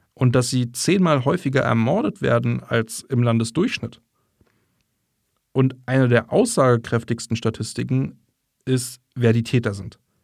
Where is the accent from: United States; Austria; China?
United States; northern Alabama; German is a second language; moved away as an adult; now in Germany; Da, wo ich aufgewachsen bin, gab es nicht nur eine deutsche Siedlung, etwa in den späten 60ern, als das Raumfahrtprogramm begann